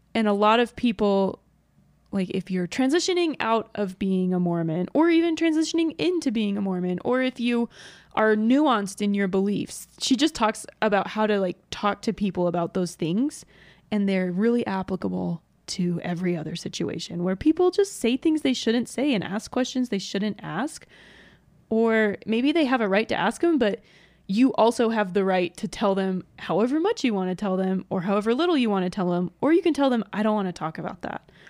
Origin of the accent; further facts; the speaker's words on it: Georgia, United States; moved away; I grew up in Georgia